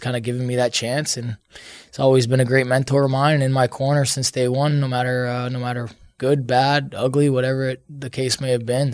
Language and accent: English; Canada; I'm Canadian.